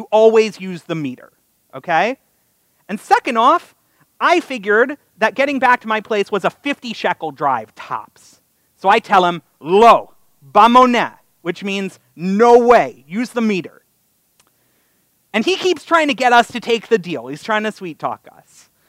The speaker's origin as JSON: {"language": "English", "region": "Connecticut", "country": "United States", "tie": "born or raised there", "also_born_or_lived": "Los Angeles / Toronto", "said": "I was born in L.A., I grew up in Connecticut and then Toronto"}